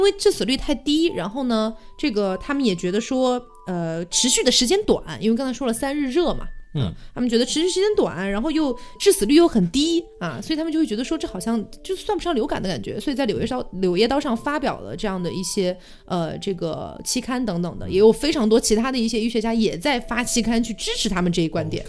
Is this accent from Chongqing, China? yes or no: yes; Chongqing, China; moved away; also born or lived in Connecticut, United States; 我的家乡半个重庆被感染了